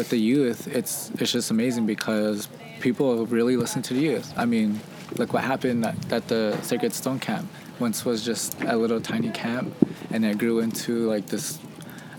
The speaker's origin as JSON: {"language": "English", "area": "Lower Brule Sioux Tribe", "region": "South Dakota", "country": "United States", "said": "I'm from the Kuichasha Oyate Lower Bruce tribe"}